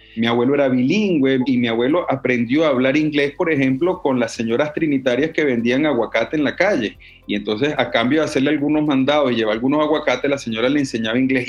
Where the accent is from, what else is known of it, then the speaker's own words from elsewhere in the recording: Venezuela; moved away as an adult; also born or lived in Cuba / Czech Republic / Barcelona, Spain; now in Toulouse, France; yo salí de Venezuela